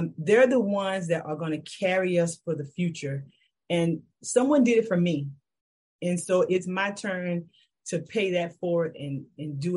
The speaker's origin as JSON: {"language": "English", "town": "Kingstree", "region": "South Carolina", "country": "United States", "tie": "born or raised there", "moved": "yes", "lives_now": "Charlotte, United States", "said": "So I always got to rep my hometown. So I'm originally from King Street, South Carolina"}